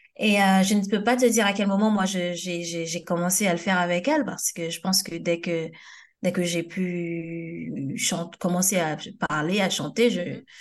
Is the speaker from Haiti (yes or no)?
yes; Port-au-Prince, Ouest, Haiti; now in France; j'ai grandi et, euh, à Turgeot à Oturjo, euh, dans, une, dans un quartier qu'on appelle la Grotte, Cité Gabriel.